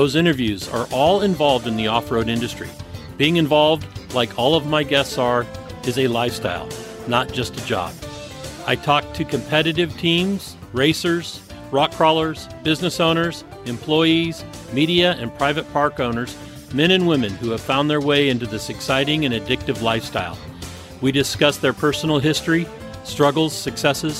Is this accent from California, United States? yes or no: yes; San Francisco Bay Area, California, United States; moved away; my hometown, but yeah. You know, that's the San Francisco Bay Area